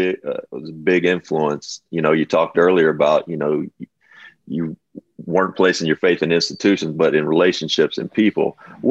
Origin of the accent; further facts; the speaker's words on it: Kentucky, United States; I grew up in Kentucky, came up, went to UK, two parents.